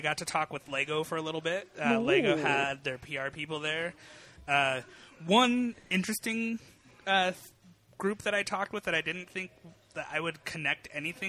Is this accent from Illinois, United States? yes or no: no; Colorado, United States; born and raised in Colorado